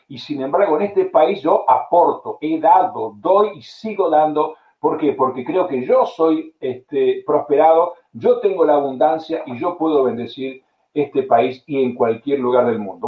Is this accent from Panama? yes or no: no; Argentina; moved away; yo nací en Argentina